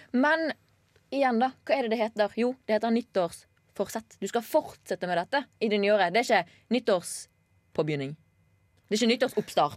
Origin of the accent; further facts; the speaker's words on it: Bergen, Vestland, Norway; man får mye tyn når man kommer fra Bergen